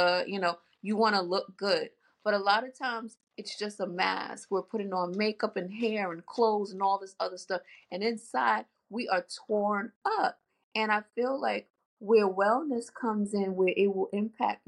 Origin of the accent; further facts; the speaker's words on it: New York City, New York, United States; I am born and raised in New York, Queens girl, Southside Jamaica, Queens